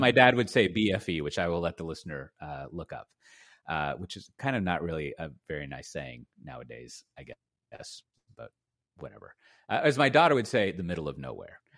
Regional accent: Austin, Texas, United States; I grew up in Austin and Texas.

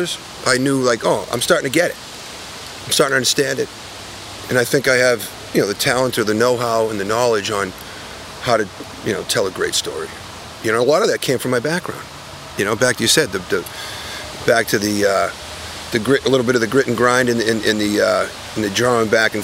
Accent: Boston, Massachusetts, United States; moved away as an adult; now in Los Angeles, United States

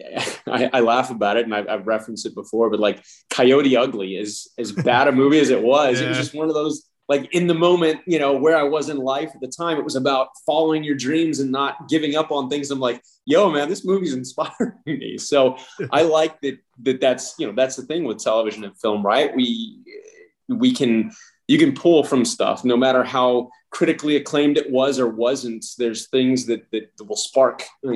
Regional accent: El Paso, Texas, United States; moved away as an adult; also born or lived in Lubbock, Texas; now in Los Angeles, United States; I was born in Lubbock, Texas. And then I grew up for the most part in El Paso, Texas.

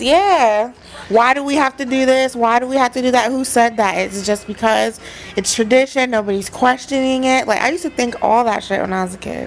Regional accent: West Virginia, United States; I grew up in West Virginia

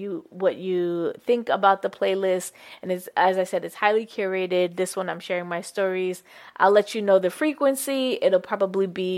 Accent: Jamaica; born or raised there; now in United States

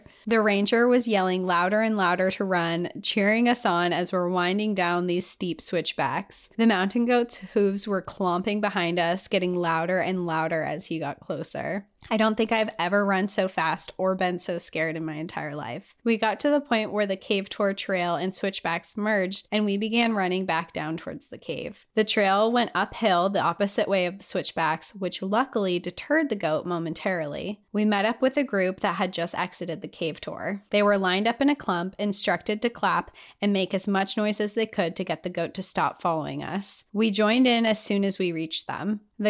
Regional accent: Utah, United States; I was born and raised in Utah, just 3 or 4 hours away from the Big Five. I grew up going to national parks.

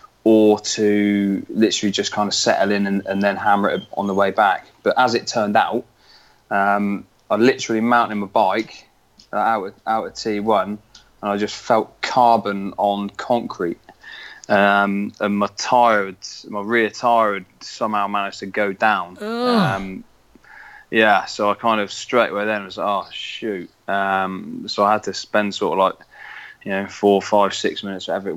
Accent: Weymouth, South West England, United Kingdom; I'm from Weymouth in southwest England

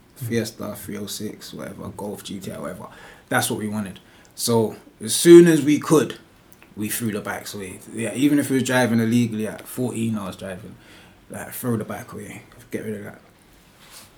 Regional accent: London, United Kingdom; I was raised in Northwest London from a kid, so like Wembley, Harsden area.

